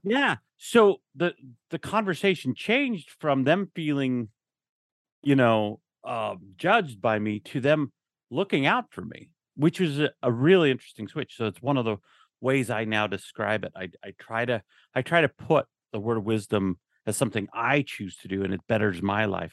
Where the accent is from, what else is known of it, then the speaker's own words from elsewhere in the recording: Utah, United States; moved away as an adult; now in Texas, United States; I grew up in Utah. I'd always worked in Utah.